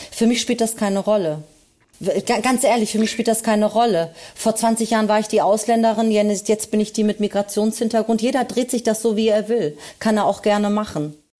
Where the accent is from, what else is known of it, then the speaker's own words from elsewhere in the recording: Berlin, Germany; also born or lived in Anatolia, Turkey (family roots); Berlin ist und bleibt meine Heimatstadt